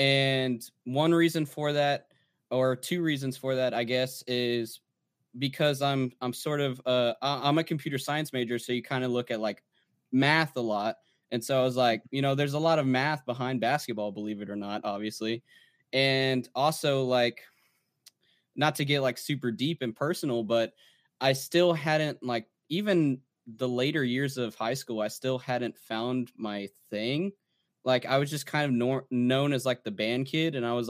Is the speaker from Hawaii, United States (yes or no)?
no; New Braunfels, Texas, United States; So I'm actually from New Braunfels.